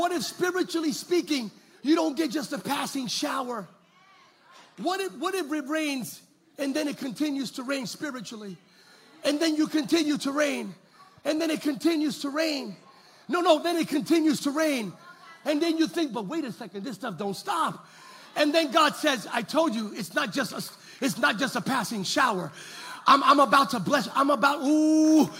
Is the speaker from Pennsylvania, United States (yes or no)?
no; California, United States; We're from California